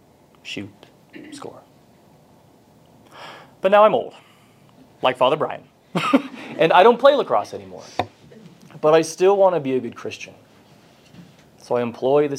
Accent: Texas, United States; I grew up in Texas

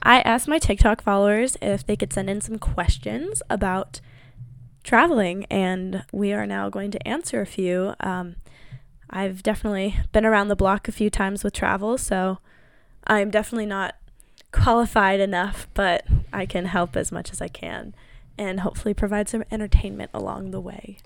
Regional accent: Colorado, United States; also born or lived in Germany / Netherlands; I lived in Colorado my whole life

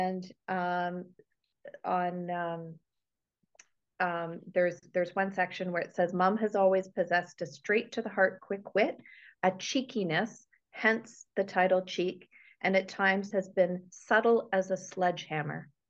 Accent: Toronto, Ontario, Canada; moved away as an adult; also born or lived in Woodstock, Ontario; I'm originally from Toronto. I was born and raised there and lived there for 30 years.

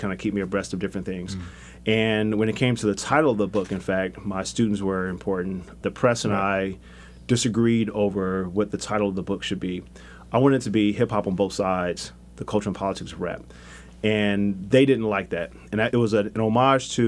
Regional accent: Los Angeles, California, United States; I grew up in South Central LA, 1980s

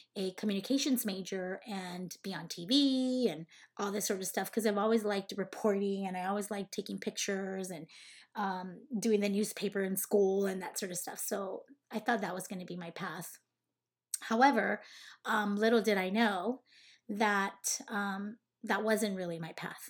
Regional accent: Cananea, Sonora, Mexico; moved away as an adult; also born or lived in Los Angeles, California / Las Vegas, Nevada; I was, uh, raised in Sonora, Mexico, in a small little town called Cananea, Sonora

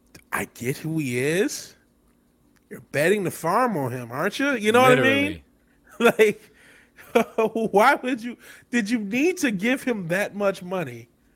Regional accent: Michigan, United States; Like I said, there are people like Andy Dick in the same little place in Michigan I grew up outside Detroit.

